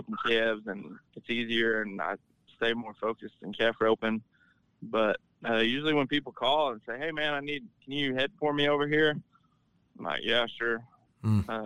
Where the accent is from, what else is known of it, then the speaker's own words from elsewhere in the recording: Belleville, United States; Belleville, which is my hometown rodeo